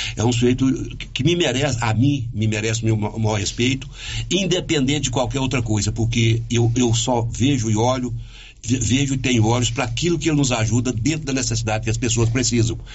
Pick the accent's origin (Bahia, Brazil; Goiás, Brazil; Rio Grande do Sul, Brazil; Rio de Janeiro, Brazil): Goiás, Brazil; Silvânia; moved away; Silvana, que é a minha cidade natal, é a cidade que eu amo, que eu escolhi para viver